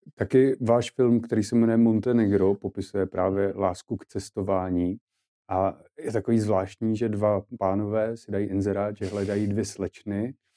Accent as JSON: {"language": "Czech", "country": "Czechia", "said": "jako Češi"}